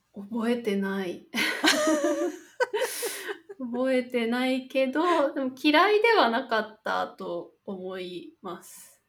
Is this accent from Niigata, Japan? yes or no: yes; Niigata, Japan; moved away; 出身は新潟県ですね地元は